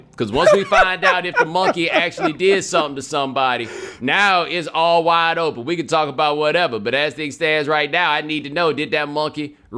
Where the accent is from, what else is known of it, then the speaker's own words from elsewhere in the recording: Houston, Texas, United States; Yeah, I'm from Houston.